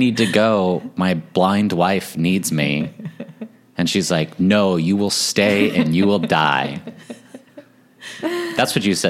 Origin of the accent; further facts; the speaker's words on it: Texas, United States; I grew up in Texas, so take Texas history like twice throughout the course of our 12 years of schooling.